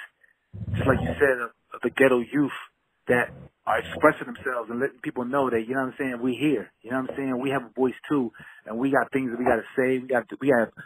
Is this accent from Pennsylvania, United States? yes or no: yes; Philadelphia, Pennsylvania, United States; moved away as an adult; now in California, United States; I moved out to California from my hometown of Philadelphia a few years ago